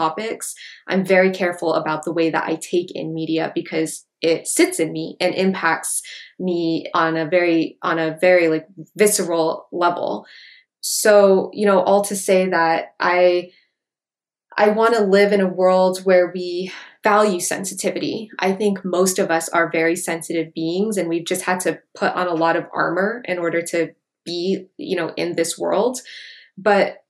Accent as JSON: {"language": "English", "region": "Hawaiian Islands", "country": "United States", "tie": "born or raised there", "said": "Growing up in the Hawaiian Islands"}